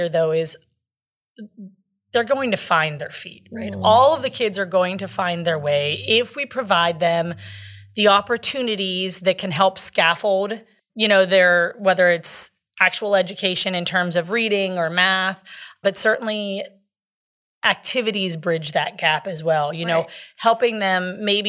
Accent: Western Pennsylvania, United States; I grew up in Western PA

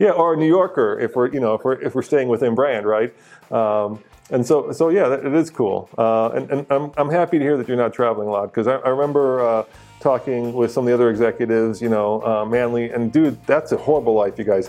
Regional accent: Prague, Czechia; now in United States; I was born in Prague in the Czech Republic, and when my parents came here

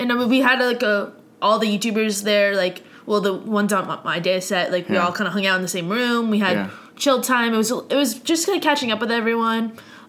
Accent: Ottawa, Ontario, Canada; that was like my hometown, I've gone to concerts there for years and years.

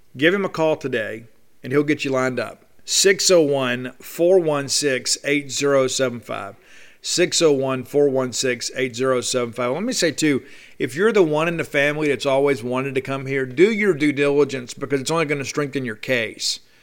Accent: South Mississippi, United States; I grew up in South Mississippi

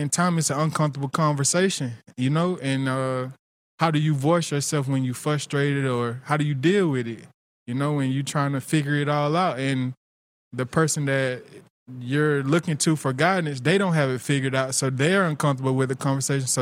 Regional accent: Tifton, Georgia, United States; I'm from Tifton. My parents, they were never together.

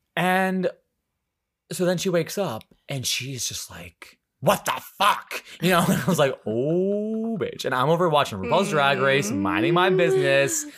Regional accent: United States; I'm actually from America.

